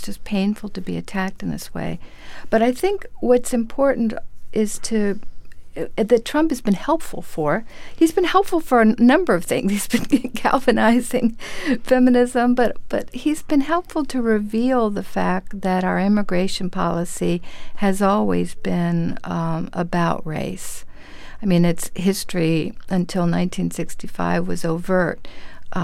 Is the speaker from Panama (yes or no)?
yes; Panama; now in New York, United States; I'm an immigrant from Panama, from Central America